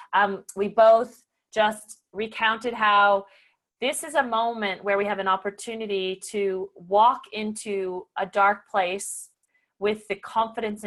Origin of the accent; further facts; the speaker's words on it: the French part of Canada, Quebec, Canada; I come from the French part of Canada